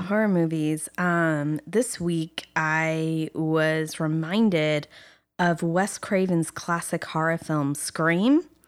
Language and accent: English; England, United Kingdom; also born or lived in France; now in Los Angeles, United States; growing up in England and France